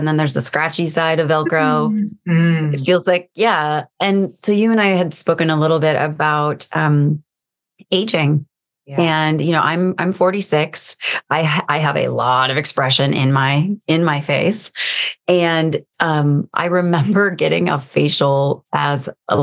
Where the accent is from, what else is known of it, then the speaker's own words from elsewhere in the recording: United States; I'm American